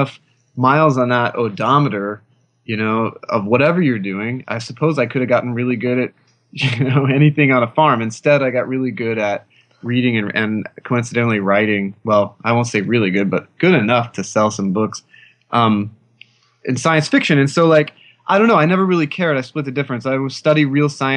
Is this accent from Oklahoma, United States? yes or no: yes; Oklahoma, United States; I grew up in Oklahoma